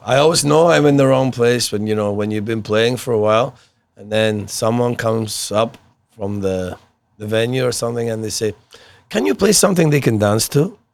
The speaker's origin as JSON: {"language": "English", "town": "Glasgow", "region": "Scotland", "country": "United Kingdom", "tie": "born or raised there", "said": "I was brought up in Glasgow"}